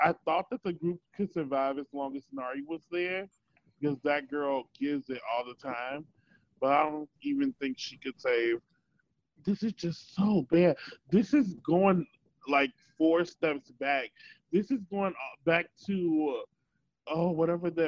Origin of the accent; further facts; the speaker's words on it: Chicago, Illinois, United States; I'm from Chicago, so, you know, I'm from the Chicago area